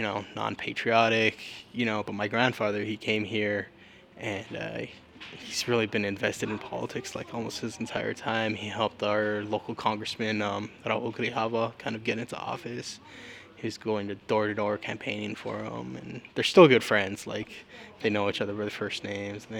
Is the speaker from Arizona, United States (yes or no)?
yes; Tucson, Arizona, United States; I was born in Tucson, and I've lived here all my life